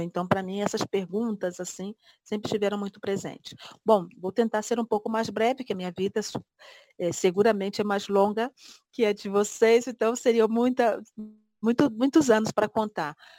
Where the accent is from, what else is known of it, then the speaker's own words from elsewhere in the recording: Barra do Piraí, Rio de Janeiro, Brazil; Barra do Piraí, que é a cidade de onde eu venho no Rio de Janeiro